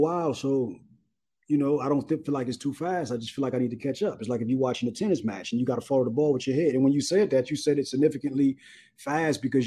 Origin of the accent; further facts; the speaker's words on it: Los Angeles, California, United States; I'm from South Central Los Angeles